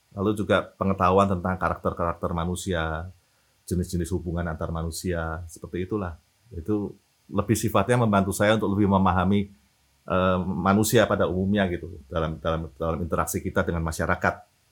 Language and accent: Indonesian; Semarang, Central Java, Indonesia; moved away as an adult; also born or lived in Depok; now in Jakarta, Indonesia; saya dari eh, lahir sampai SMA di Semarang